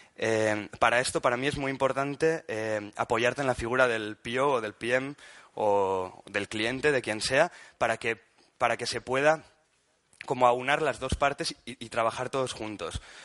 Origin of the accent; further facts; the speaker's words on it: Pamplona, Navarre, Spain; now in Barcelona, Spain; soy de Pamplona, pero vengo de Barcelona. Eh, en Barcelona trabajo